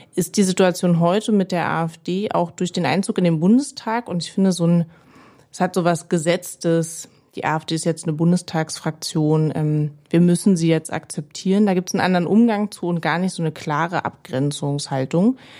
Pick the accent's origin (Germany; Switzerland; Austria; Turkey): Germany; Berlin; Ich bin Marzahn-Hellersdorf aufgewachsen in Berlin.